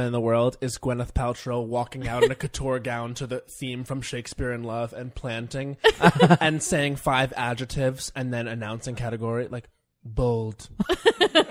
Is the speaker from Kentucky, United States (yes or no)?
no; Long Island, New York, United States; I grew up on Long Island